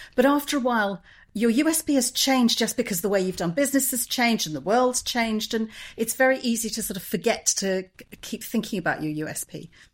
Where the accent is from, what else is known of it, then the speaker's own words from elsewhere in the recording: England, United Kingdom; I'm English